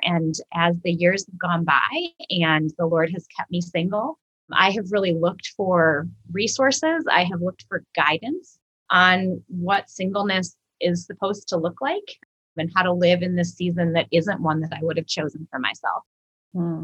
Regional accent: Minnesota, United States; moved away as an adult; now in St. Louis, United States; I am originally from Minnesota. Uh, I moved to St. Louis about 12 years ago to attend Covenant Seminary

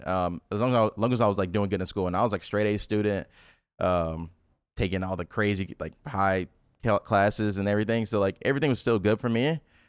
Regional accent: Memphis, Tennessee, United States; So I'm 23. I'm from Memphis, Tennessee.

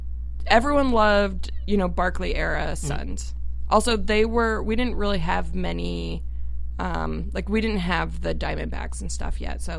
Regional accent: Tucson, Arizona, United States; also born or lived in Phoenix, Arizona; I grew up in Tucson, actually, and then moved to the Phoenix area in high school

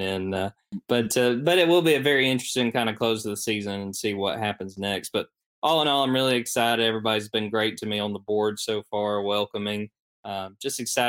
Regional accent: Jasper, Georgia, United States; moved away as an adult; also born or lived in Columbus, Georgia / Opelika, Alabama; I'm from Jasper, Georgia, up there in the mountains in Georgia

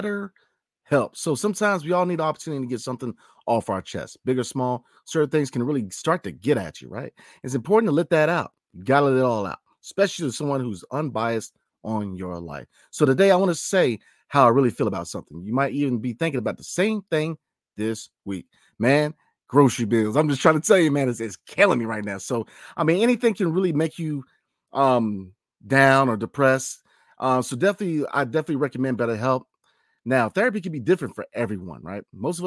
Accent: Virginia, United States; I grew up in the Commonwealth of Virginia, man.

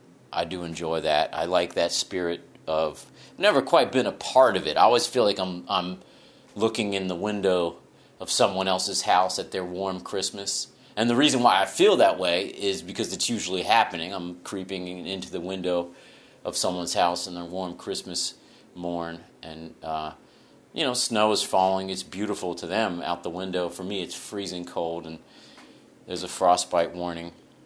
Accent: Jacksonville, Florida, United States; But like growing up in Jacksonville, Florida, I just wanted to get out of Florida, and as by proxy, I just wanted to get out of America

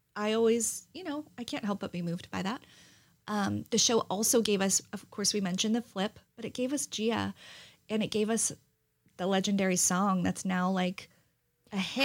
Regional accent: New Jersey, United States; I'm half Italian and I'm from New Jersey.

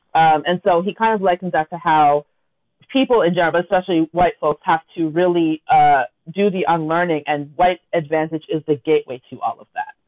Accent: Toronto, Ontario, Canada; we grew up in Scarborough together.

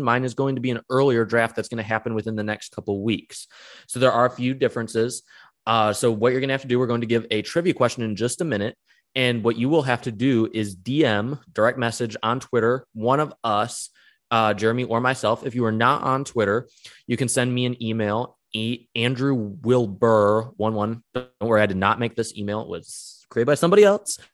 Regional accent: Michigan, United States; I'm from Michigan

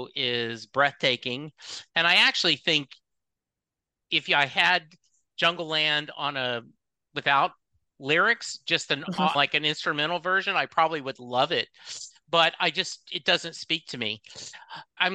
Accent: Louisiana, United States; now in Dallas, United States; I grew up in Louisiana

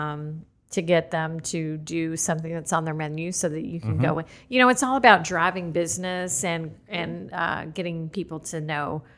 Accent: Louisville, Kentucky, United States; I'm from Louisville

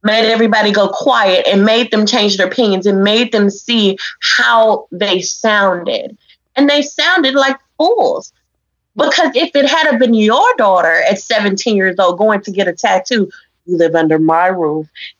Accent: Memphis, Tennessee, United States; we're from Memphis

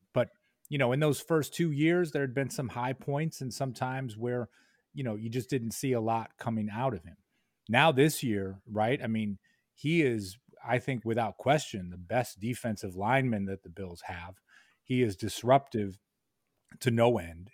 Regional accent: Rochester, New York, United States; moved away as an adult; now in Albany, United States; I grew up in Rochester

